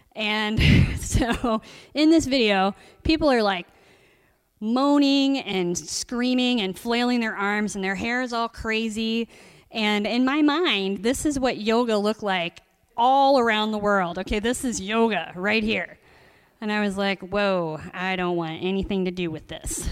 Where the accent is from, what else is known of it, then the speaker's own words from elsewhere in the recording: Columbus, Ohio, United States; I grew up in Columbus, Ohio